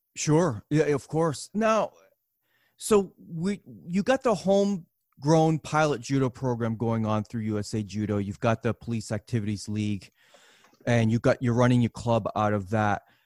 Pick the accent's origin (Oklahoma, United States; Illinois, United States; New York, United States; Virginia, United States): New York, United States; New York City; moved away; also born or lived in Massachusetts; growing up in New York City and, and certainly, uh, up in Massachusetts near, near Worcester and Boston